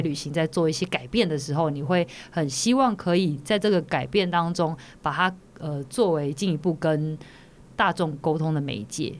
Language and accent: Chinese; Zhushan, Nantou County, Taiwan; moved away; 我就回去了南投的竹山哦做采访